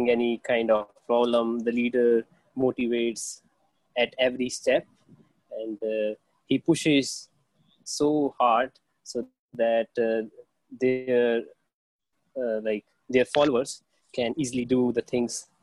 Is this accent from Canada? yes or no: no; India; also born or lived in Jalandhar, Punjab; I'm from India. So I'm living in Jalandhar, which is located in Punjab.